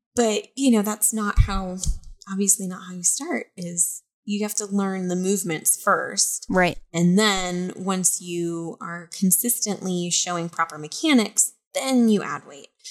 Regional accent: Montana, United States; moved away as an adult; now in East Coast, United States; I'm from Montana though. Like this is springtime weather

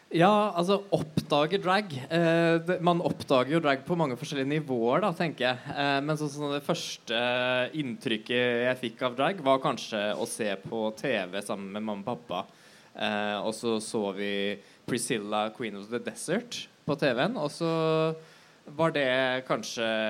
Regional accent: Bærum, Akershus, Norway; moved away as an adult; now in Oslo, Norway; født i Oslo. Um, oppvokst i Bærum

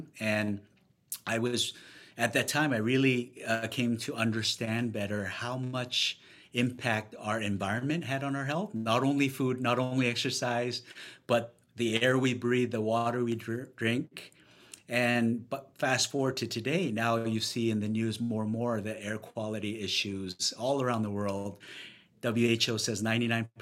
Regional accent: Vancouver, British Columbia, Canada; moved away as an adult; also born or lived in Ontario; now in New York City, United States; moved to Vancouver when I was young, graduated university, started my professional career there

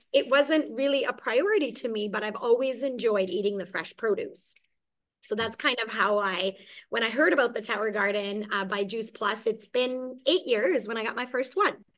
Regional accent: Hungary; also born or lived in Germany / Mississauga, Canada; now in Kelowna, Canada; I actually was born and raised in Hungary okay. and escaped communism and we fled to Germany.

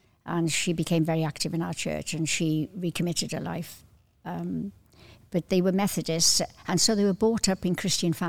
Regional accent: Cardiff, Wales, United Kingdom; I was seven when I moved to Cardiff from the Valleys.

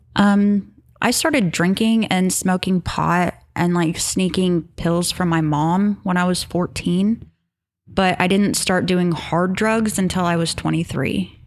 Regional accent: Kansas, United States; also born or lived in Hutchinson, Kansas; I grew up in Tehran, Kansas

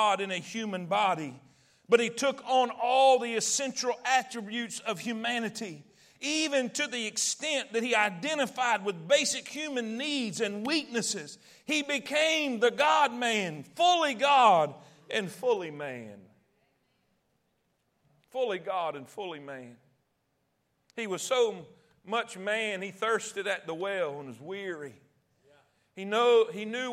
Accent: Alabama, United States; accent: redneck; "Where are you from?" And I'd say, "Alabama."

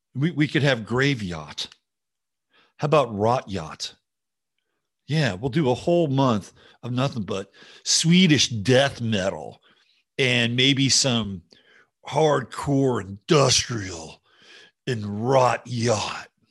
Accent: San Jose, California, United States; my, I guess you could call it my hometown, San Jose.

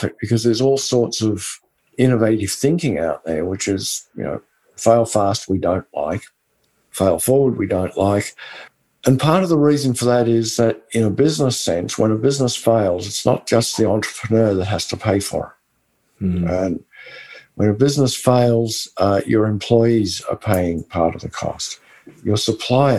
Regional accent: West Texas, United States; accent: West Texan; my West Texan accent

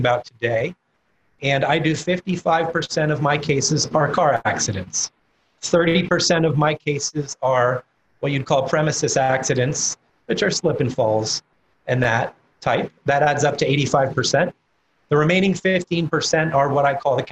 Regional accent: Florida, United States; my home state of Florida

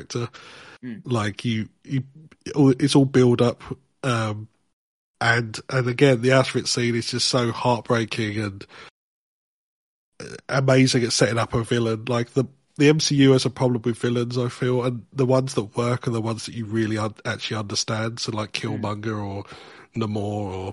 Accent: United Kingdom; I'm British

